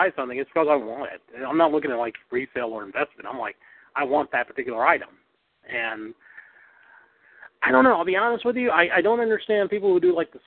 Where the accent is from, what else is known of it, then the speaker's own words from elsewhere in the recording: Greensboro, North Carolina, United States; where I grew up at in Greensboro, North Carolina